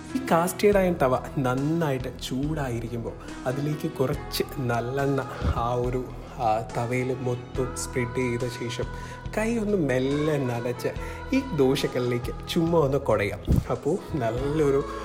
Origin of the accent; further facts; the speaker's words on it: Kottayam, Kerala, India; ഞാനൊരു കോട്ടയംകാരനാണ്